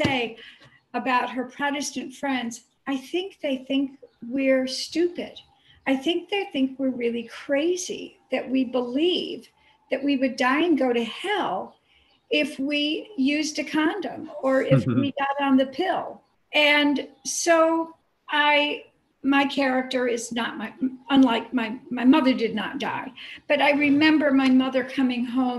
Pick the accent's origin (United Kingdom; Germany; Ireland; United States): United States; the Carolinas; I grew up in the Carolinas, a Catholic in the Bible Belt